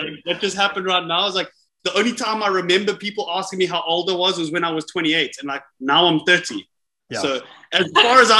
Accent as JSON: {"language": "English", "country": "South Africa", "also_born_or_lived": "Durban / Dubai", "moved": "yes", "said": "I'm South African"}